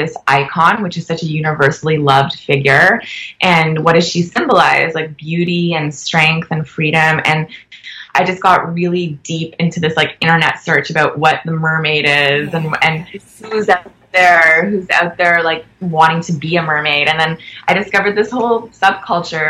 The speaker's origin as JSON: {"language": "English", "country": "Canada", "said": "we're Canadian filmmakers"}